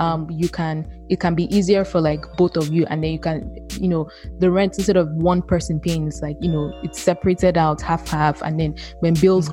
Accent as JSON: {"language": "English", "country": "Nigeria", "moved": "as an adult", "lives_now": "United States", "said": "I am from Nigeria"}